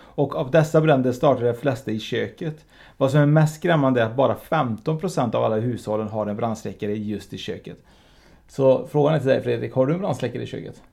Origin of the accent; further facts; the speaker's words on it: Uruguay; now in Sweden; Jag är ju från Uruguay och traditionerna finns ju fortfarande kvar i, i, våra, i våra hem